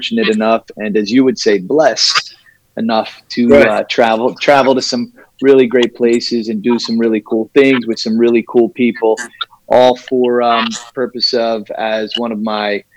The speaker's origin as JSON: {"language": "English", "region": "New Jersey", "country": "United States", "tie": "born or raised there", "also_born_or_lived": "New York", "said": "I am from New Jersey originally, still located in New Jersey in the great Northeast. Went to school here"}